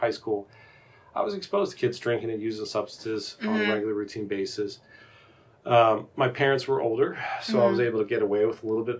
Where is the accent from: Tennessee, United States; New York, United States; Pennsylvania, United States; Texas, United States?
Pennsylvania, United States; Philadelphia; I grew up right outside of Philadelphia